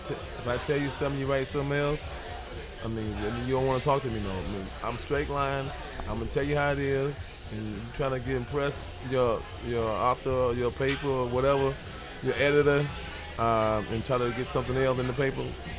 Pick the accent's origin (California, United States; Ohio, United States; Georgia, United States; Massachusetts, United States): Ohio, United States; Cleveland; I'm from Cleveland.